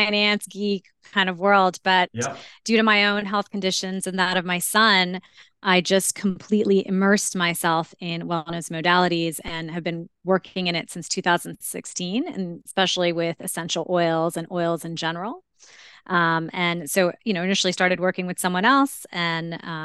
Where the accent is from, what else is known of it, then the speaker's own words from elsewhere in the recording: India; I'm Indian and related to at least 30 plus MDs.